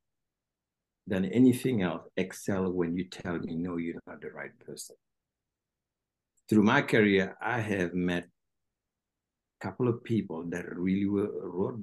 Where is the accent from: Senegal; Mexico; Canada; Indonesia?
Senegal; English is a second language; now in United States; people don't know much about Senegal in this part of the world because we're French-speaking countries